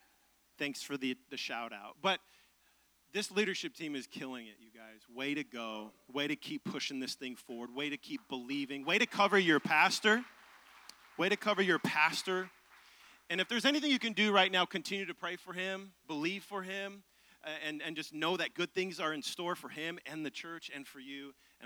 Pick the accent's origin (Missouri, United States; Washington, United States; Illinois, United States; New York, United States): Washington, United States; Seattle; moved away as an adult; now in Nashville, United States; I'm originally from Seattle, Tacoma area, and we've been in Nashville for about 6 years, and we love this city.